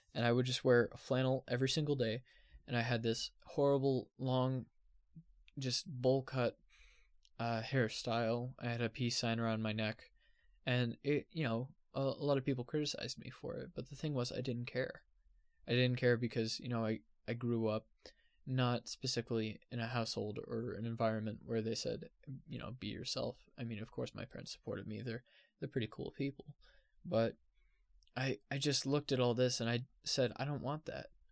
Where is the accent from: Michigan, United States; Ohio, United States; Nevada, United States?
Nevada, United States; Henderson; I'm not from Las Vegas. I'm from Henderson, Nevada.